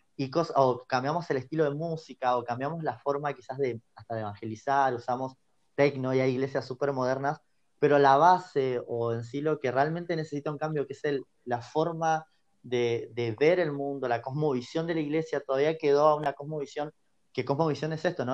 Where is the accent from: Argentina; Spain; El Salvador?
Argentina; also born or lived in Pico Truncado, Santa Cruz; soy acá Argentina, precisamente ahora estoy en la parte sur, en, la, ciudad de Pico Truncado, acá en Santa Cruz.